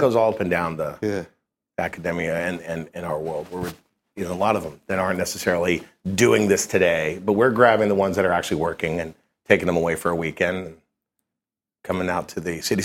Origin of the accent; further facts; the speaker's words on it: Kentucky, United States; moved away as an adult; now in New York, United States; I grew up in Kentucky but I, I came up here to do my internship